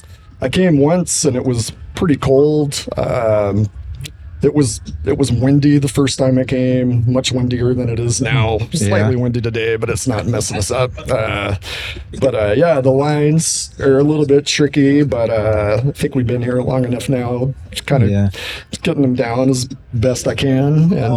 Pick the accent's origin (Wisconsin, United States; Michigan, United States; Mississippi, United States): Mississippi, United States; Jackson; I'm originally from Jackson